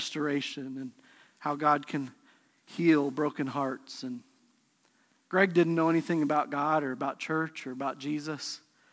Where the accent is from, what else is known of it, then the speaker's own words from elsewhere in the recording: Pueblo, Colorado, United States; we grew up together in Pueblo, Colorado